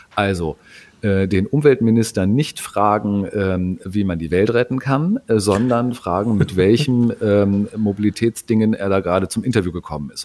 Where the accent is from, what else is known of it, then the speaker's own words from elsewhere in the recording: Hamburg, Germany; Als Hamburger